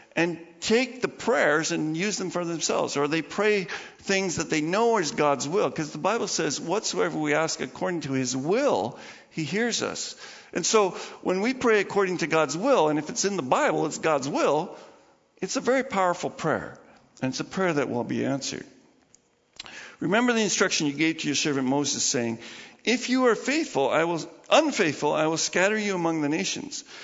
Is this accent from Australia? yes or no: no; Canada; I'm part of Canada. I'm a Canadian.